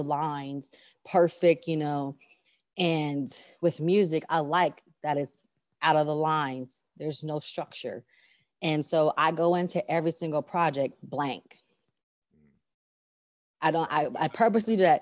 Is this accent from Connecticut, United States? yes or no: no; California, United States; now in Texas, United States; I grew up in Cali.